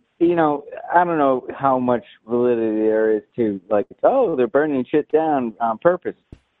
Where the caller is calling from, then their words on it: San Francisco, California, United States; San Francisco.